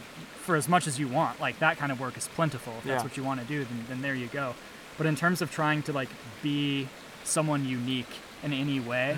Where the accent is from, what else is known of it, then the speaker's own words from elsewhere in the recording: Portland, Oregon, United States; moved away; I grew up in Portland